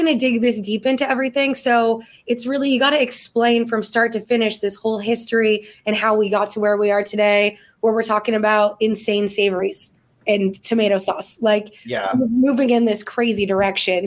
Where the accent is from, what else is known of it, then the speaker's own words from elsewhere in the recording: Canada; as a Canadian